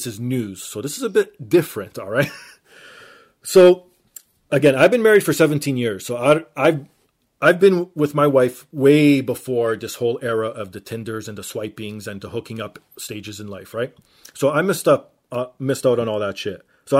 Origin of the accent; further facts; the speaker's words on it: Canada; I'm Canadian.